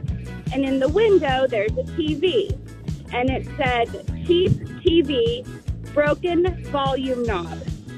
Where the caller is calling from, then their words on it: Butler, Pennsylvania, United States; I'm calling from Butler, PA.